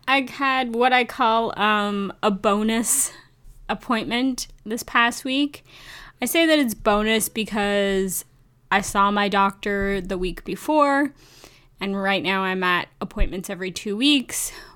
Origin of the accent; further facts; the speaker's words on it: Canada; as a Canadian